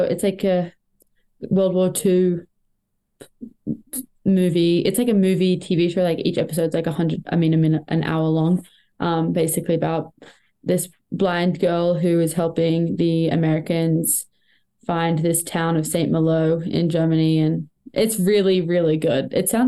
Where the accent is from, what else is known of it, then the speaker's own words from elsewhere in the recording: Australia; as an Australian in ski racing that you have a lot more hurdles you have to overcome